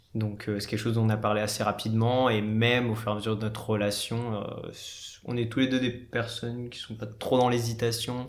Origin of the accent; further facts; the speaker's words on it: France; moi je suis français d'origine indienne. Je suis de la première génération de ma famille à être né en France